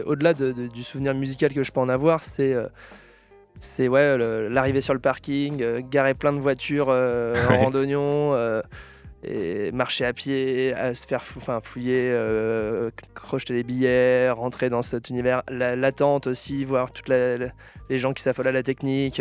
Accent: La Roche-sur-Yon, Pays de la Loire, France; now in Nantes, France; originaire de La Roche-sur-Yon en Vendée, 85

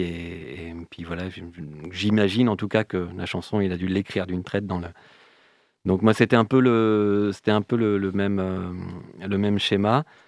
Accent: Rennes, Brittany, France; je suis originaire de Rennes

